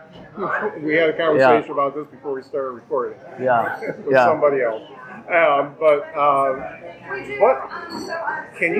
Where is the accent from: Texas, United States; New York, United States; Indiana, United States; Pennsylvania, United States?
Indiana, United States; Lakeville; also born or lived in South Bend, Indiana; now in Mishawaka, United States; I grew up in Lakeville, Indiana